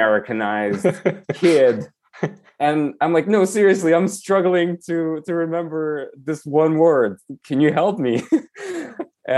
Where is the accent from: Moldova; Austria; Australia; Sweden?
Moldova; English is a second language; moved away as an adult; also born or lived in Albuquerque, New Mexico; now in United States; I lived, I guess, the majority of my life in Moldova, in Europe